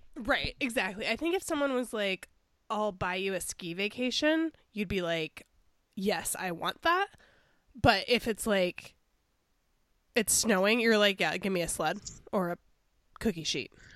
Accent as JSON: {"language": "English", "town": "Chicago", "region": "Illinois", "country": "United States", "said": "I'm from Chicago"}